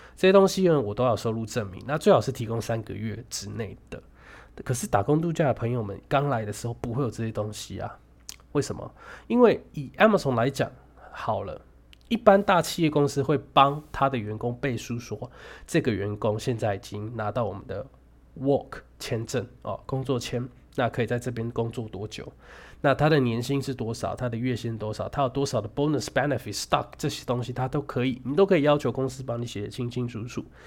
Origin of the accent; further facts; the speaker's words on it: Taichung, Taiwan; moved away as an adult; now in Ireland; 我是台中人